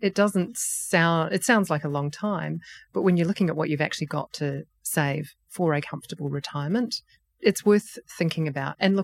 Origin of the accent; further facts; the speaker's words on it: New Zealand; moved away as an adult; now in Australia; being a proud Australian resident, because you can hear that I'm a Kiwi